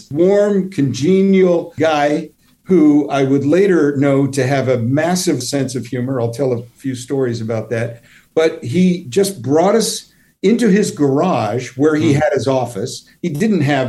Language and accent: English; United States; I grew up near New York City